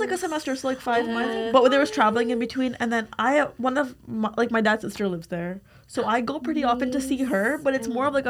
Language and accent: English; United States; when you would tell people we're from America